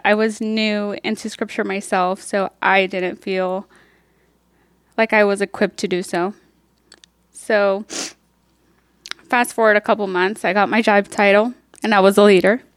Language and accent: English; Mexico; now in Topeka, United States; I was born in Mexico, um, where I was raised by my two siblings